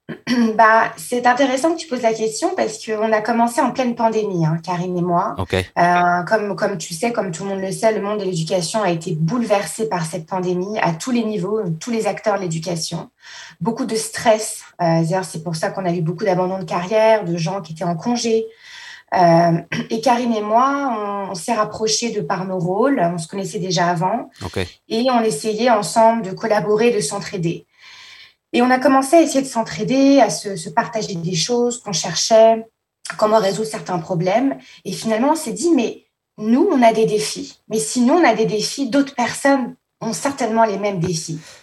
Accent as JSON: {"language": "French", "town": "Paris", "region": "Île-de-France", "country": "France", "tie": "born or raised there", "moved": "yes", "said": "je suis originaire de Paris à la base, hein, donc euh, j'ai grandi à Paris en France"}